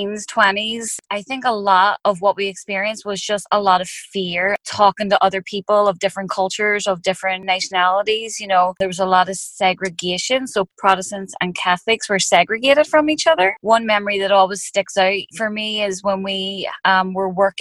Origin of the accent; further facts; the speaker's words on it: Belfast, Northern Ireland, United Kingdom; I grew up in Northern Ireland, and, you know, a lot of people know, some people don't know, but growing up, there was a war going on. And so where I lived, it was in West Belfast